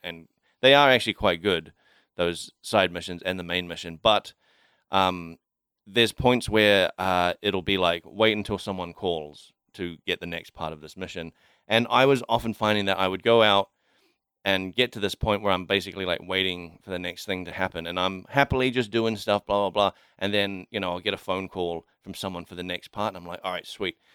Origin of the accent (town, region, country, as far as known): Kaikohe, Northland, New Zealand; born or raised there; moved away